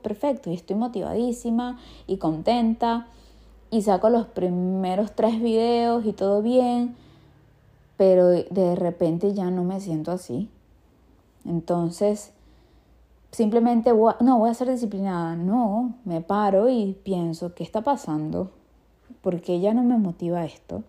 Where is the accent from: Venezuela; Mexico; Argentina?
Venezuela; chimbo en mi país es como malo